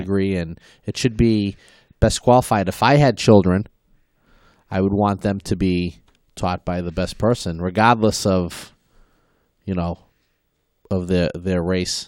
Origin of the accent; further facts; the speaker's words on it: Malden, Massachusetts, United States; I was, uh, born and raised in Maplewood, uh, Webster Street